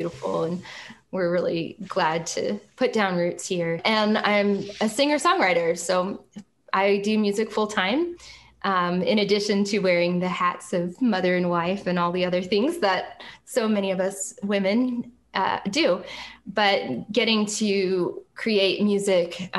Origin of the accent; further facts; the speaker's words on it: Jacksonville, Florida, United States; I grew up in Jacksonville, Florida, which is North Florida.